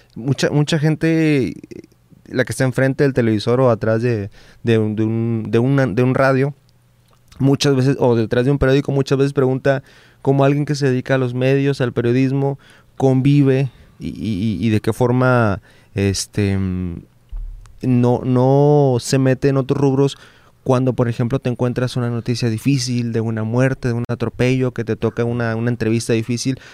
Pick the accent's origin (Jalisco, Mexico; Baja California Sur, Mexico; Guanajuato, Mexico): Baja California Sur, Mexico; La Paz; now in Monterrey, Mexico; yo soy foráneo también, yo soy de Baja California Sur de La Paz